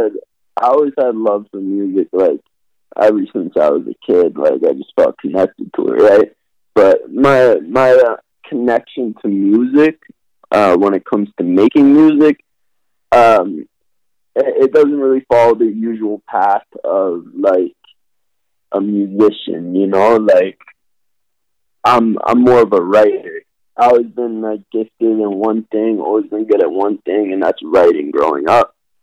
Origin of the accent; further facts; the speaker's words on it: Montreal, Quebec, Canada; also born or lived in Burlington, Vermont; So I was born in Vermont, Burlington, Vermont. Just through my dad's work and stuff, I moved to Montreal. So I also grew up in Montreal